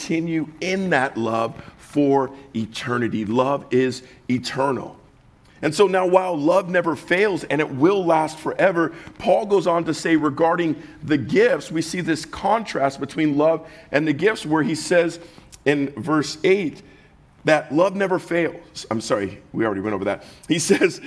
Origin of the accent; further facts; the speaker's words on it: Southern California, United States; I'm from the South, Southern California